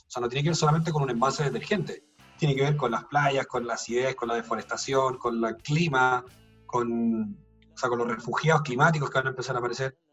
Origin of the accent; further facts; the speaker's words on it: Chile; como chilenos somos re malos